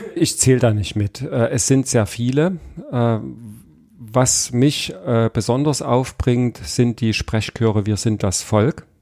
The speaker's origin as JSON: {"language": "German", "town": "Chemnitz", "region": "Saxony", "country": "Germany", "tie": "born or raised there", "said": "Ich bin ja äh, in Karl-Marx-Stadt äh, aufgewachsen"}